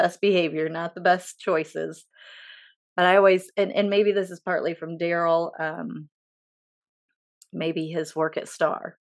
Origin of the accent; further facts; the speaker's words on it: Edgerton, Ohio, United States; I grew up in Edgerton, Ohio